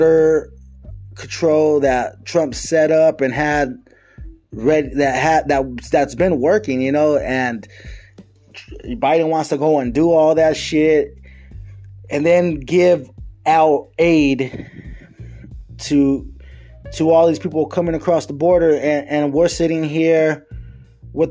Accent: United States; us as American citizens

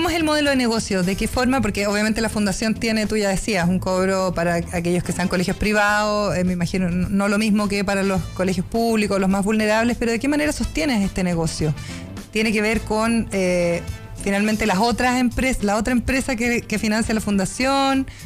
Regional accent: Osorno, Los Lagos, Chile; Yo soy de Osorno.

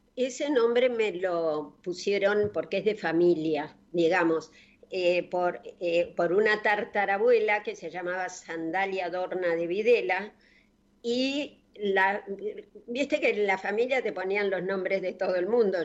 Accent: Coronel Suárez, Buenos Aires Province, Argentina; del pueblo donde yo nací, que es Coronel Suárez

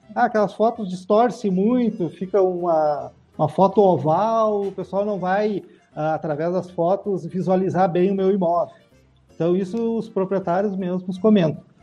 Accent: Passo Fundo, Rio Grande do Sul, Brazil; also born or lived in Porto Alegre; eu sou natural de Passo Fundo, né? Fui morar em Porto Alegre em noventa e oito e retornei final de dois mil e quinze pra Passo Fundo

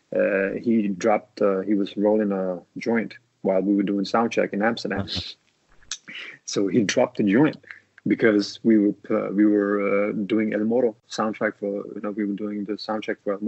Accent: Copenhagen, Capital Region of Denmark, Denmark; I was born in Denmark.

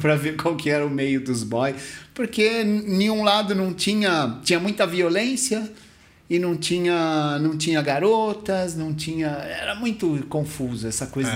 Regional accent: Mauá, São Paulo, Brazil; O fliperama lá da minha cidade, lá de, de Mauá

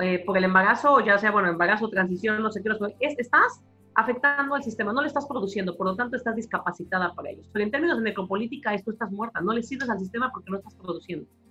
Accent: Mexico; moved away as an adult; also born or lived in Barcelona, Spain; now in United States; yo soy profesora y yo soy mexicana y yo soy latina

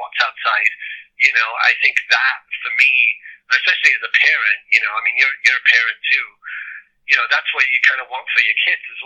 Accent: Pontypridd, Wales, United Kingdom; also born or lived in Cardiff; I love Ponty. I love Ponty for what it is. And I'm so grateful that I grew up there. And I'm so grateful that I grew up in Cardiff and around that whole scene.

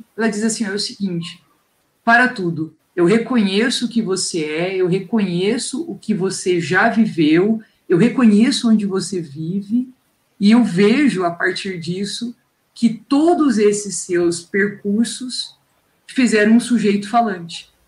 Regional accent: Londrina, Paraná, Brazil; accent: londrinense; eu sou londrinense. Porque já percebeu o meu sotaque

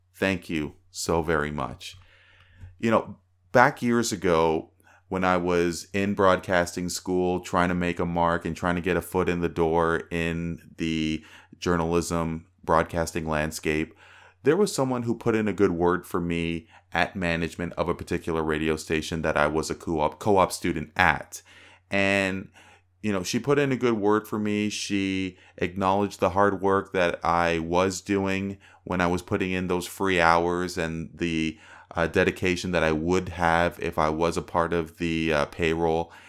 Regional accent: Toronto, Ontario, Canada; I'm from Toronto

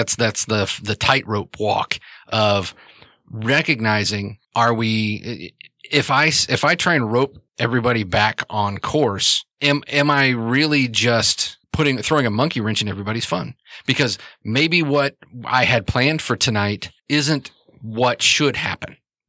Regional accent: New York, United States; accent: New York; I'm from New York, and I talk with my accent

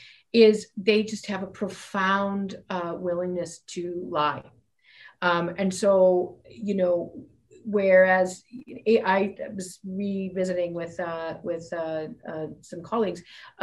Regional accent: Fairview, Alberta, Canada; moved away as an adult; also born or lived in Ontario / British Columbia; I grew up in Fairview

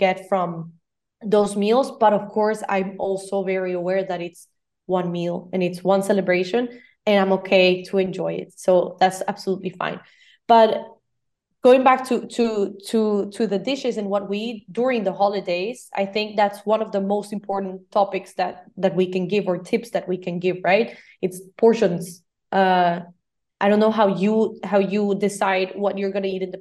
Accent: Costa Rica; now in Barcelona, Spain; I'm from Costa Rica, so my Christmases have always been with tamales

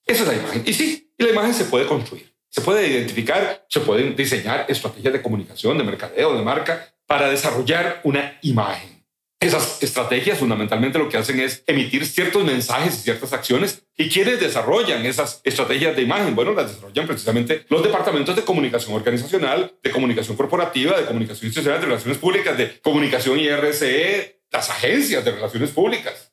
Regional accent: Limón, Costa Rica; also born or lived in Central America; yo nací en Limón, soy hijo de Chris y de Edgar

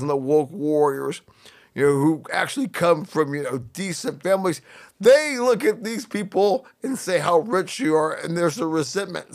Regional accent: Northern California, United States; I grew up in Northern California

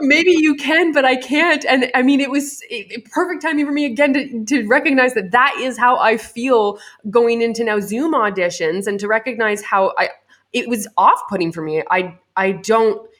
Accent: Canada; I'm Canadian

